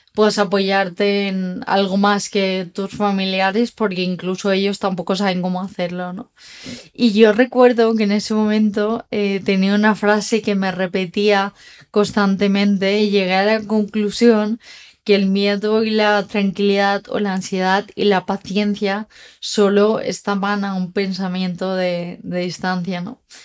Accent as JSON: {"language": "Spanish", "town": "Dénia", "region": "Valencian Community", "country": "Spain", "tie": "born or raised there", "said": "yo vivía en Denia, donde nací, empecé a estudiar en Valencia"}